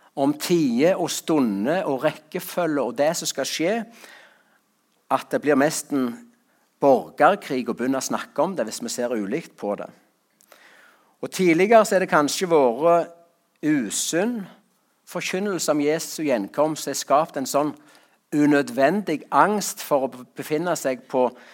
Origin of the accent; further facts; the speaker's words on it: Rogaland, Norway; på gården hjemme på Salte